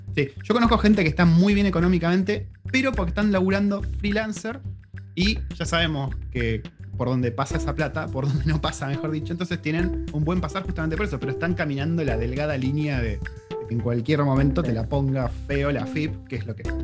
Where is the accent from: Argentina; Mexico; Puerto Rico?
Argentina; Yo soy argentino